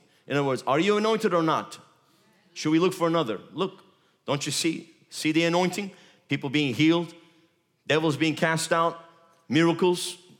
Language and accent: English; Turkey; English is a second language; moved away as an adult; now in United States; Look, I come from Turkey. God sent me and my wife here 3.5 years ago. He said, go to America, get ready.